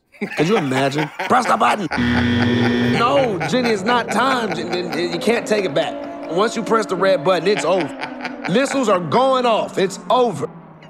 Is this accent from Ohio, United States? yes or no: yes; Ohio, United States; Growing up in Ohio